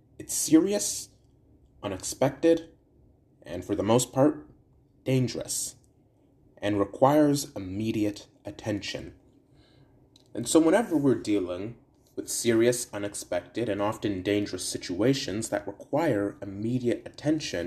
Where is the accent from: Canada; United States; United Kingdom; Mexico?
Canada; Brantford, Ontario; my hometown of Brantford